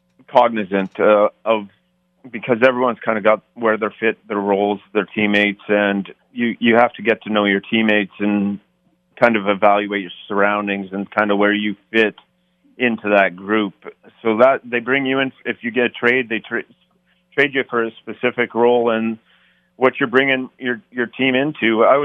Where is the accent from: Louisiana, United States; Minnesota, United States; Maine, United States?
Minnesota, United States; So I grew up in Minnesota North Star.